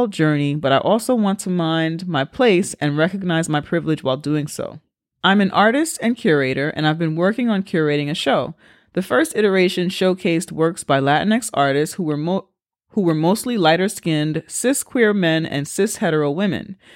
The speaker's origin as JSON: {"language": "English", "town": "Brooklyn", "region": "New York", "country": "United States", "tie": "born or raised there", "also_born_or_lived": "Colombia", "said": "I was born in Colombia and brought to the and brought to the States as a baby and was raised in Brooklyn by a liberal Park Slope white family. And I don't speak Spanish."}